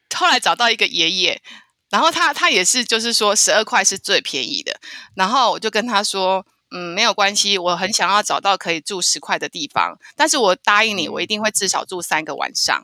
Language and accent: Chinese; Taiwan; 我就说我是台湾嗯。来的